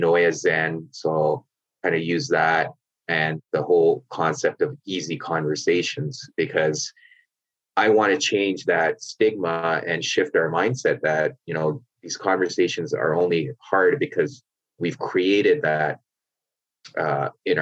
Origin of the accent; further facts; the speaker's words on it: Canada; I grew up in Canada, but my parents are from Pakistan